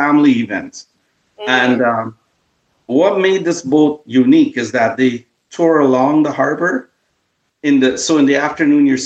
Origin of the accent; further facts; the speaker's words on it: Guyana; now in Toronto, Canada; we're Guyanese